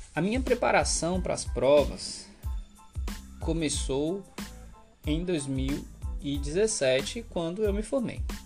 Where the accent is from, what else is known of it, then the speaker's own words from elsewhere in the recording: Salvador, Bahia, Brazil; Eu nasci e cresci em Salvador, na Bahia